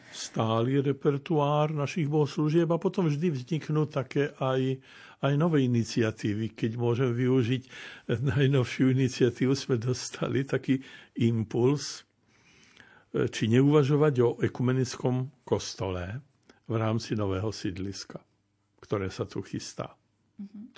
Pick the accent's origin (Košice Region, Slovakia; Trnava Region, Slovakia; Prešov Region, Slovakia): Prešov Region, Slovakia; Kurima; ja som vyrastal v Kurime